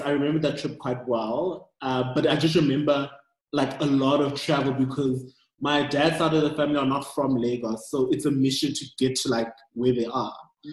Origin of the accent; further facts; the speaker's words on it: Pretoria, Gauteng, South Africa; also born or lived in Nigeria / Doha; I'm Nigerian born, but I never lived in Nigeria. I grew up in South Africa and specifically in Pretoria